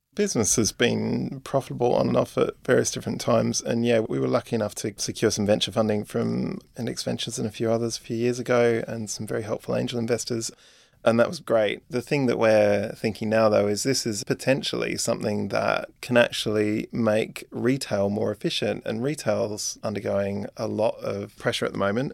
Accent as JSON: {"language": "English", "country": "Australia", "moved": "yes", "said": "I'm Australian as well"}